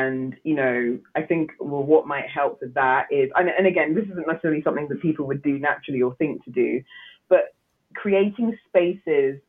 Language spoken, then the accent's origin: English; Nigeria; I'm Nigerian